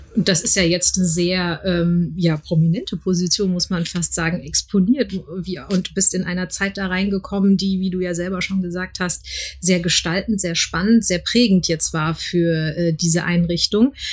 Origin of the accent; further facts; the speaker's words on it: Frankfurt, Hesse, Germany; ich bin auch gebürtige Frankfurterin